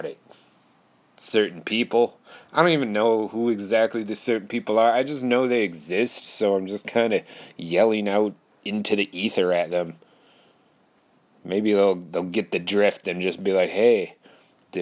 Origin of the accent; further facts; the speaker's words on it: Wisconsin, United States; I live in Wisconsin